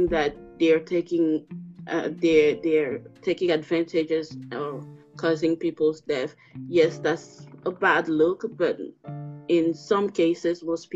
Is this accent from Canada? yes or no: no; Togo; My country, I'm from Togo, like I mentioned before, in West Africa